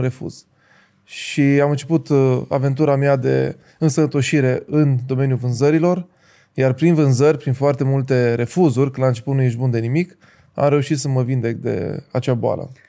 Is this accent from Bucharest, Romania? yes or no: no; Timișoara, Timiș County, Romania; moved away as an adult; also born or lived in Reșița; la 2 ani am luat decizia să mă mut la Timișoara. După care am crescut la Timișoara până la 20 și puțin de ani